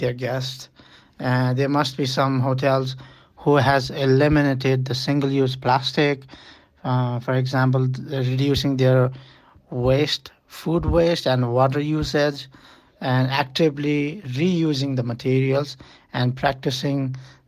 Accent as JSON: {"language": "English", "country": "Nepal", "said": "I am from Nepal"}